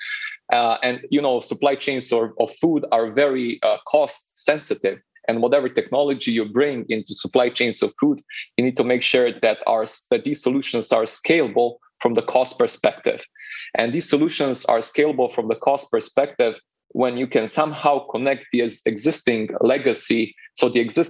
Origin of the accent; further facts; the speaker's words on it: Slovenia; I'm originally from Slovenia